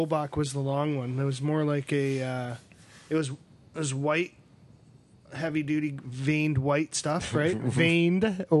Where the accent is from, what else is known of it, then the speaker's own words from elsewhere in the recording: Toronto, Ontario, Canada; remember where I grew up in Toronto, so if we're building a deck in a backyard, it's row housing, right?